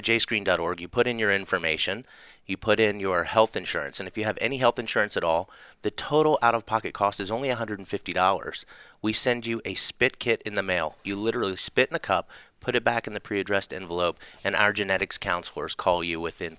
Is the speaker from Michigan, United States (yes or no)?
no; Charleston, South Carolina, United States; also born or lived in Atlanta, United States; Grew up in Charleston, South Carolina.